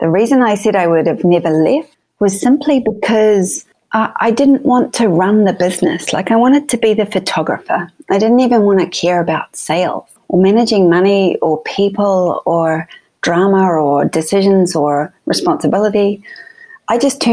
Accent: New Zealand; moved away as an adult; also born or lived in Sydney, Australia; now in Los Angeles, United States; I was born in New Zealand, raised in New Zealand, and 3 years in Sydney before I came over

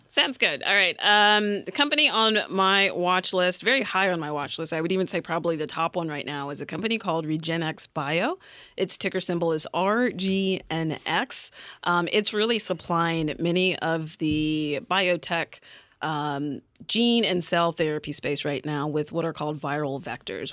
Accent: North Carolina, United States; I'm from North Carolina

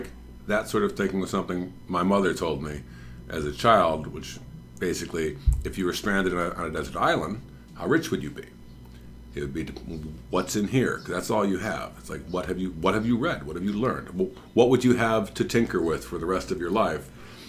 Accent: Oak Park, Illinois, United States; I went to Oak Park River Forest High School in Oak Park.

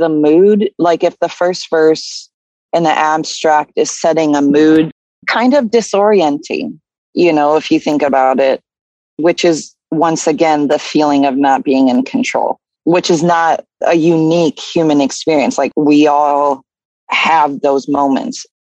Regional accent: Claremont, New Hampshire, United States; born there; Where I was born in Claremont, New Hampshire, right in the center of town, you have a river that flows down from what New Hampshire calls the White Mountain.

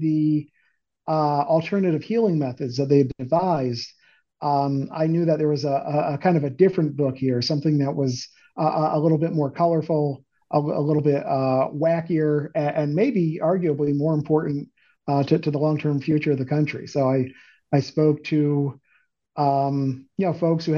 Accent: Beacon, New York, United States; Upstate New York, about an hour north of the city, in a small city called Beacon.

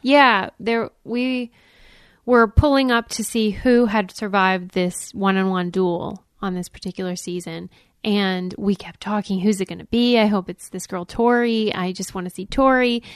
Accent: Pittsburgh, Pennsylvania, United States; I was raised in Pittsburgh

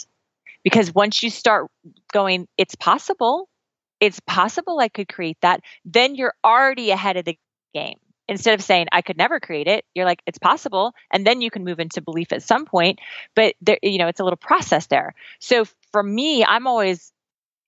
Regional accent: Midwest, United States; also born or lived in Oklahoma; I'm from the Midwest. I'm from Kansas and Oklahoma. My little accent's going to come out now when I say

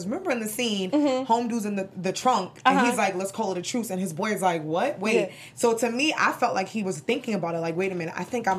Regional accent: New York City, New York, United States; moved away; I'm from New York. Hey, East Coast. New York. Being from New York, and I am from Brooklyn. Yes. So it was really nostalgic watching this because I grew up in the 90s.

